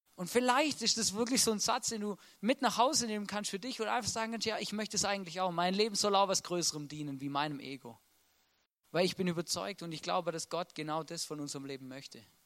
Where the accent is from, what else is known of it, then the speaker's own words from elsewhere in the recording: Swabia, Baden-Württemberg, Germany; moved away as an adult; now in Austria; Ich wollte eigentlich beim, beim Daimler schaffen, einen Mercedes fahren und ein Haus bauen, oder? Das wäre typisch schwäbisch